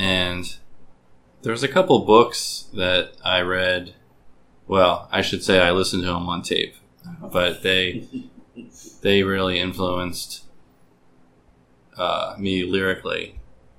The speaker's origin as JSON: {"language": "English", "town": "Baltimore", "region": "Maryland", "country": "United States", "tie": "born or raised there", "said": "I've lived in Baltimore my whole life."}